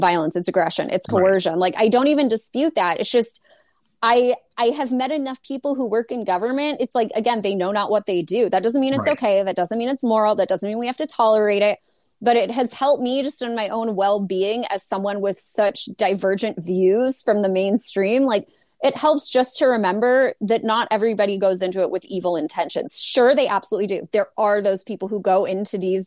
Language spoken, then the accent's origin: English; Los Angeles, California, United States; I'm from Los Angeles. I'm still here.